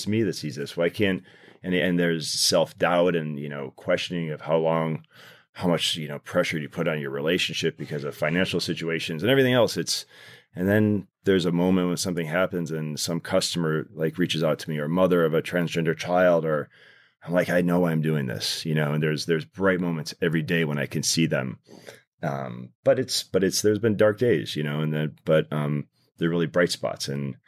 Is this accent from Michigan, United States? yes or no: yes; Detroit, Michigan, United States; So I grew up in Detroit.